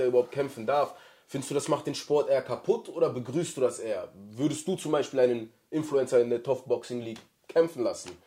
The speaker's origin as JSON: {"language": "German", "region": "North Rhine-Westphalia", "country": "Germany", "said": "bei uns in NRW hast du den Ruhrpott"}